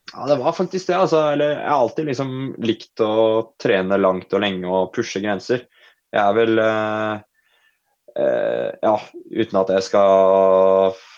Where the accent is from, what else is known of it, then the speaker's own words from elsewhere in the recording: Folldal, Innlandet, Norway; jeg er jo fra Folldalen, da. Uh, der Ronda 100 arrangeres.